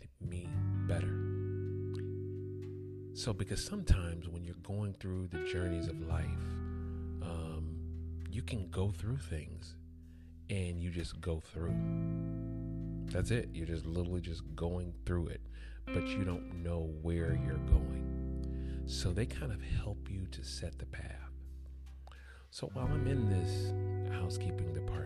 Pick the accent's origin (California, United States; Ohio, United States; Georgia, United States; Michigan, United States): Georgia, United States; Atlanta; I grew up in Atlanta, Georgia